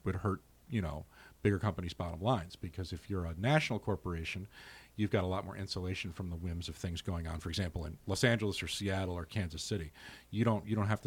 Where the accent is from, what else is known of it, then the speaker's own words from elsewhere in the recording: United Kingdom; also born or lived in Scotland / northern England; now in Chicago, United States; where I grew up in Scotland and northern England